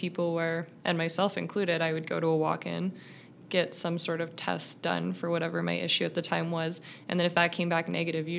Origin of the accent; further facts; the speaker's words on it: British Columbia, Canada; I grew up in British Columbia.